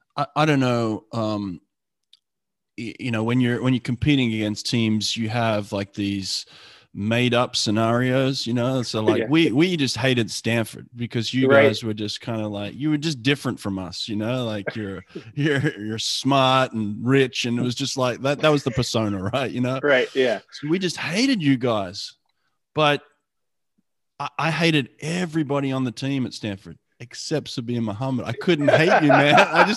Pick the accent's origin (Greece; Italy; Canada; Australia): Australia; now in United States; I came in from Australia in December.